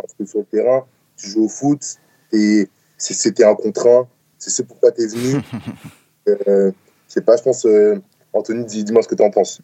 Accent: France; moved away as an adult

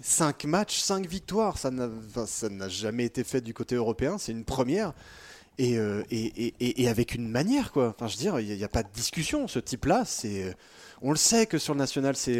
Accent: France; on est français, qu'on est en France

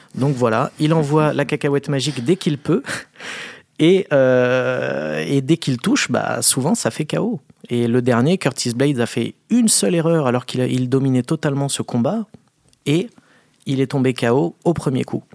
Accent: France; on est français

